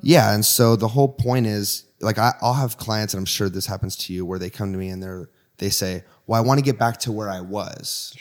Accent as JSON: {"language": "English", "region": "Washington", "country": "United States", "said": "I'm from Washington State, right on the border of Oregon and Washington"}